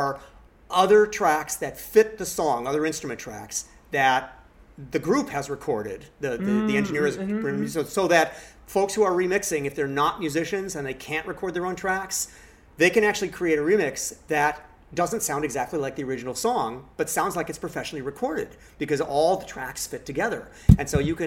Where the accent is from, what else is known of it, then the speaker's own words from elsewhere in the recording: Los Angeles, California, United States; I grew up in Laurel Canyon, and so I actually grew up hearing … sing in the canyon